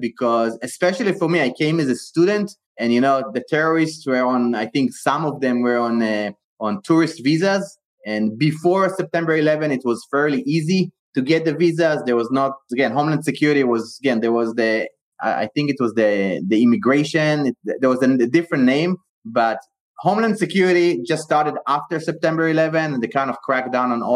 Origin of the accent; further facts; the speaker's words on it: Israel; moved away as an adult; also born or lived in Bay Area, United States; now in United States; I was born and raised in Israel, and I came to the U.S. in the year 2001 to pursue my higher education.